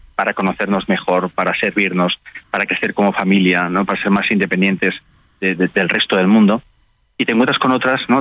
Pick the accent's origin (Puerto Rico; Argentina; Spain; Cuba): Spain; también en España, en mi país